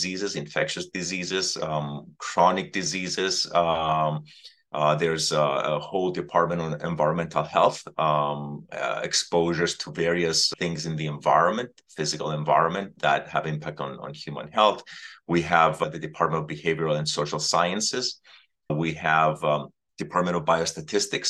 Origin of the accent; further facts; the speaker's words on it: Cyprus; moved away as an adult; now in United States; born and raised in the Mediterranean on the island of Cyprus, I came to the United States to study and I stayed since